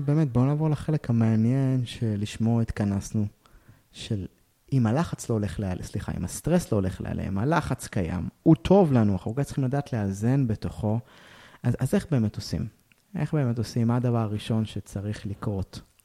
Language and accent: Hebrew; Israel; אנחנו ישראלים